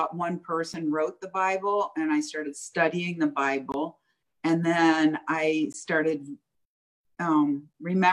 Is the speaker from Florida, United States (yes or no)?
yes; Fort Lauderdale, Florida, United States; I was raised in Fort Lauderdale